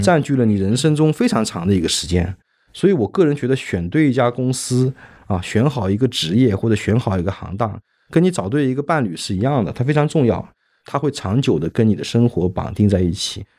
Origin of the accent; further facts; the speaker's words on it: China; 但是我们中国人